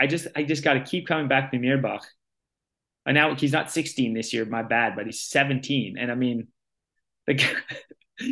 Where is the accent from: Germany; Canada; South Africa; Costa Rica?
Canada; the Canadian women